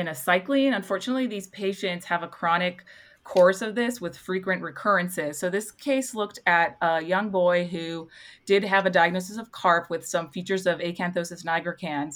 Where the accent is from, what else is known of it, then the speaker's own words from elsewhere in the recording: Toronto, Ontario, Canada; now in Salt Lake City, United States; I'm from Toronto originally